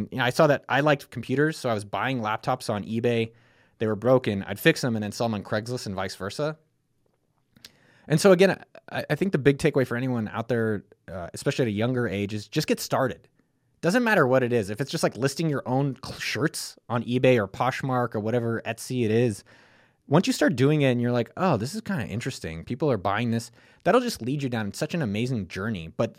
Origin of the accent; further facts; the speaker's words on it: California, United States; I grew up in Silicon Valley, you know, around a lot of it, you know, 2 miles from Apple campus.